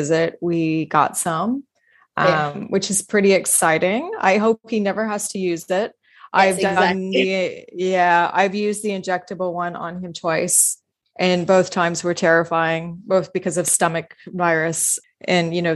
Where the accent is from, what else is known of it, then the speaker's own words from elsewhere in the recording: Houston, Texas, United States; moved away; I grew up in Houston, Texas, I went back home and stayed with my parents.